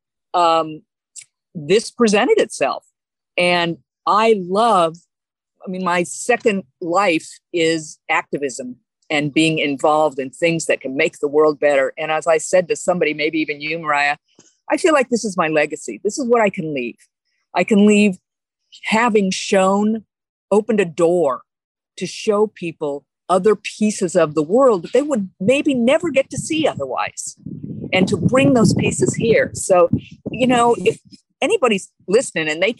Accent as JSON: {"language": "English", "town": "Sebastopol", "region": "California", "country": "United States", "tie": "born or raised there", "also_born_or_lived": "Los Angeles", "moved": "as an adult", "said": "I grew up in Sebastopol"}